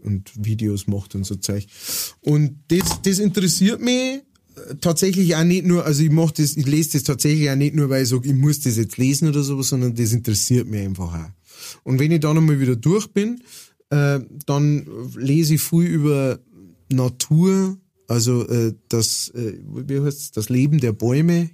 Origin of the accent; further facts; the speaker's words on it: Straubing, Bavaria, Germany; moved away; also born or lived in Upper Palatinate; ich bin ja äh, aufgewachsen in der Nähe von Straubing